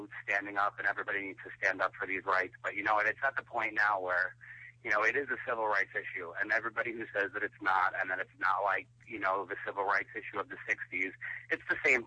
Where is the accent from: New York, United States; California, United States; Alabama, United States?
New York, United States; now in Tampa, United States; growing up in New York. And then winding up in Florida